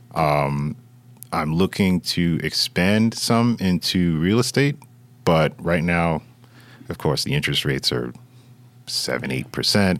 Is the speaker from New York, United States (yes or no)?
yes; New York City, New York, United States; now in Fort Lee, United States; I was born and raised in Brooklyn, but I got out of there and I moved over to Fort Lee, New Jersey.